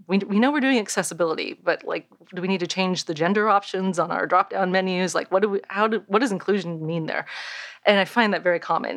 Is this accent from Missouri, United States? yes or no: no; Bay Area, California, United States; I grew up in the Bay Area